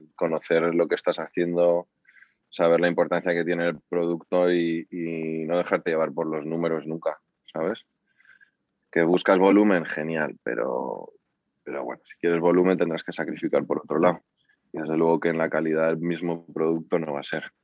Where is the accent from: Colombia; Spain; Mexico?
Spain; cómo somos los españoles